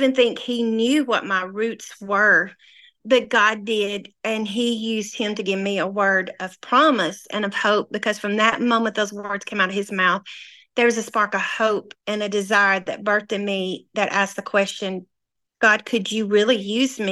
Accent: North Mississippi, United States; also born or lived in North Little Rock, Arkansas; now in Harrison, United States; I was born and raised in North Mississippi

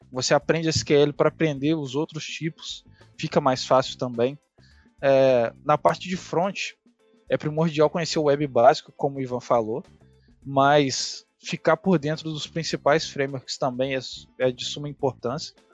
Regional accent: Juiz de Fora, Minas Gerais, Brazil; now in São Paulo, Brazil; saindo da minha cidade natal, né, que é Juiz de Fora, para mudar para São Paulo, eu fui procurar as vagas e fui entender o que, que o mercado pedia em São Paulo.

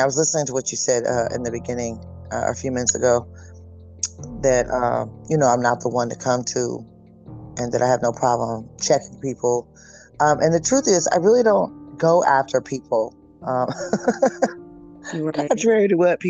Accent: northeastern Washington, United States; moved away; also born or lived in California; I grew up in there was like 1,200 people in the town.

